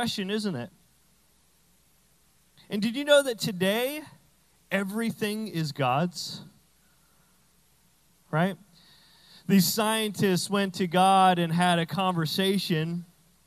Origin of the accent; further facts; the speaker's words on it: New Brunswick, Canada; I'm from Canada, but we have all American stuff, so I'm like, I'm from Texas now.